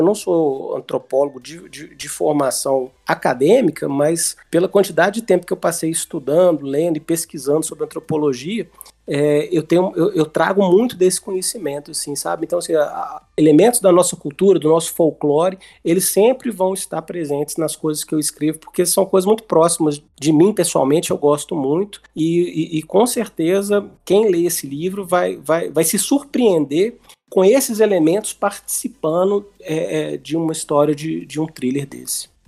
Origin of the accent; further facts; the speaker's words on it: Belo Horizonte, Minas Gerais, Brazil; moved away; also born or lived in Rio de Janeiro; Eu sou mineiro de Belo Horizonte